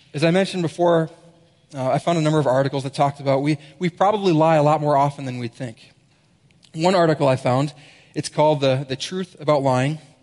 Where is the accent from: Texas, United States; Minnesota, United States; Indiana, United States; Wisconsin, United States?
Minnesota, United States; moved away; I'm a Minnesotan as well, as we said up there, Minnesota.